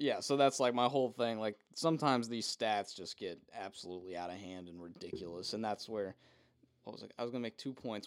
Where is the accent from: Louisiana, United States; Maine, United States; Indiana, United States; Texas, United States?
Indiana, United States; Indianapolis; I'm from Indianapolis, big Pacer fan